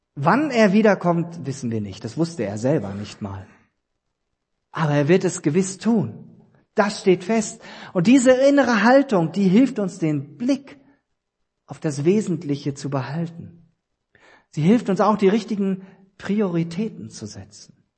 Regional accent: East Germany, Germany; ich bin ja ein Ossi gebürtig

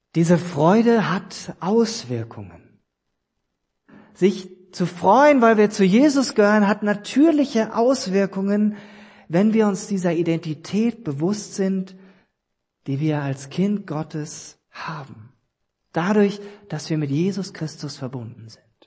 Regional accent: East Germany, Germany; ich bin ja ein Ossi gebürtig

